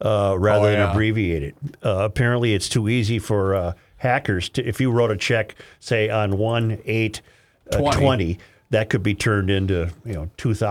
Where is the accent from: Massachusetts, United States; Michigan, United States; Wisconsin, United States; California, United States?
Wisconsin, United States; moved away; I'm originally from Wisconsin, just across the border, not far off 94. I've been on the West Coast for about 35 years now.